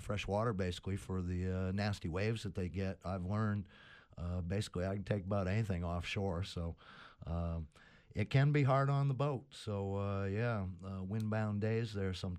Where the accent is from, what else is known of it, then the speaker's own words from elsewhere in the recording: Sebago Lake, Maine, United States; I grew up on Sebago Lake